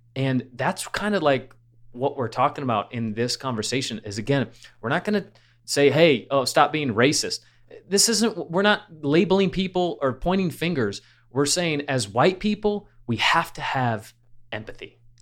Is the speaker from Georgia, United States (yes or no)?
no; Michigan, United States; growing up in Michigan, we went to Cedar Point